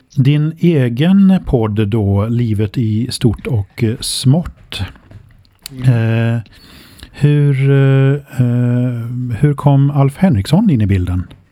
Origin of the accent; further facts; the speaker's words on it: Figeholm, Kalmar County, Sweden; now in Åfors, Sweden; samhället Figeholm där jag bodde på den tiden och där jag växte upp